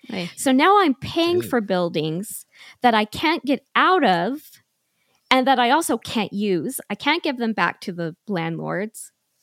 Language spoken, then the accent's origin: English; Utah, United States; also born or lived in Arizona; Yes, I'm originally from Utah and all my family is up here. And I lived with him in Arizona for 5 years.